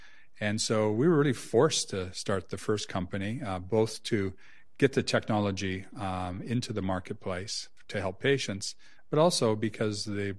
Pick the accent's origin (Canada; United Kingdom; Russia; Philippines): Canada; Saskatchewan; So I'm Canadian. I grew up in Saskatchewan.